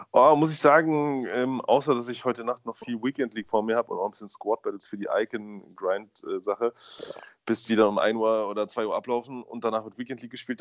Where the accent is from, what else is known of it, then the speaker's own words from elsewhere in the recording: Berlin, Germany; ich bin in Berlin aufgewachsen